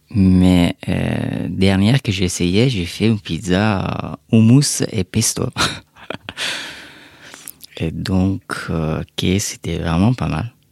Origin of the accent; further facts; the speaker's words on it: Afghanistan; now in France; Quand j'ai quitté l'Afghanistan, et bah, j'étais un réfugié.